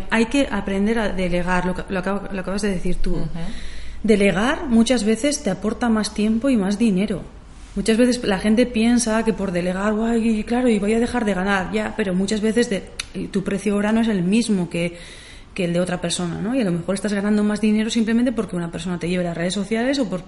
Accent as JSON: {"language": "Spanish", "town": "Zumaia", "region": "Basque Country", "country": "Spain", "said": "empiezo a trabajar con gente de aquí, de, Zumaya"}